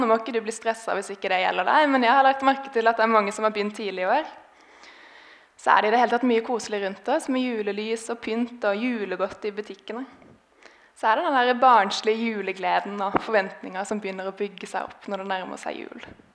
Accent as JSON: {"language": "Norwegian", "town": "Grimstad", "region": "Agder", "country": "Norway", "tie": "born or raised there", "moved": "yes", "said": "jeg har vokst opp i denne menigheten. Grimstad misjonskirke"}